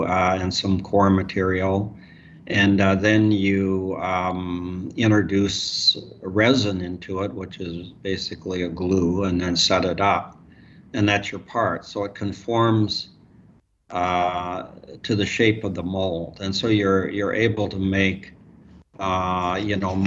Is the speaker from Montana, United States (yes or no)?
yes; Montana, United States; now in Seattle, United States; I grew up in Montana